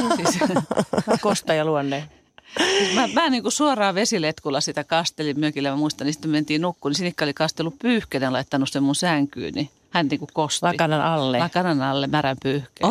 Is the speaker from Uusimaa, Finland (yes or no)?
no; Tampere, Pirkanmaa, Finland; also born or lived in Helsinki; asuttiin Tampereella. Synnyttiin kylläkin Helsingissä ja mä olin kaksivuotias, kun me muutettiin Tampereelle